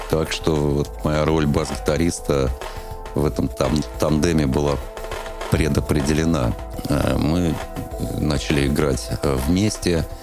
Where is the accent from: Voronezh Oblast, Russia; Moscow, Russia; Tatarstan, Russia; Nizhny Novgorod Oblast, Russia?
Moscow, Russia; А, я родился в Москве а, в феврале 67 года, 1967 года. Ходил в детский сад на Комсомольском проспекте. Вот, ездил туда на троллейбусе номер 28.